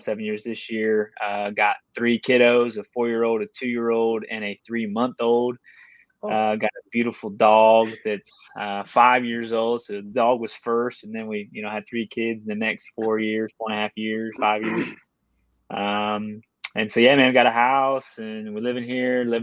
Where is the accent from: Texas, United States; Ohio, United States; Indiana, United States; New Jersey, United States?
Ohio, United States; also born or lived in West Virginia; I grew up in Ohio, I was born in West Virginia at the hospital across the river, and then grew up in Ohio